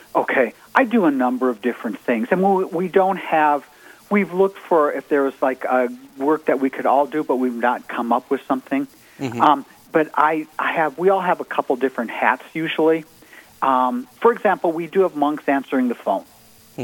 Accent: Minnesota, United States; moved away as an adult; also born or lived in Georgia; I grew up in Minnesota

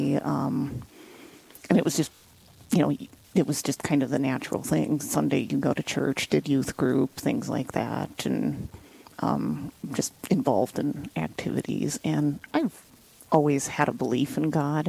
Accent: Western North Dakota, United States; moved away as an adult; now in Black Hills, United States; I'm from Western North Dakota originally. My parents are still up there

